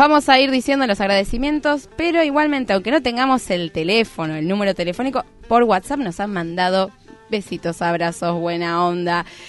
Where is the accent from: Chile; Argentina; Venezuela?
Argentina; nosotros y nosotras como argentinos